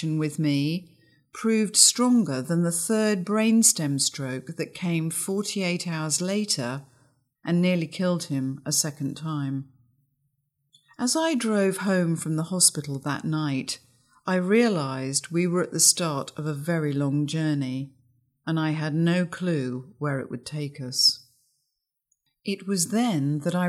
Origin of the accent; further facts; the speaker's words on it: England, United Kingdom; When I was growing up in England in the early 60s, love was never articulated verbally.